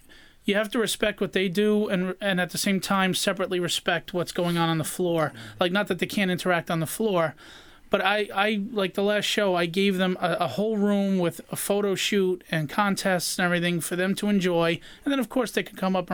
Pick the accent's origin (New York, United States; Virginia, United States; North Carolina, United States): New York, United States; New York City; moved away as an adult; now in Suffolk County, United States; I'm a Queens born and raised guy. I only moved out here 6 years ago.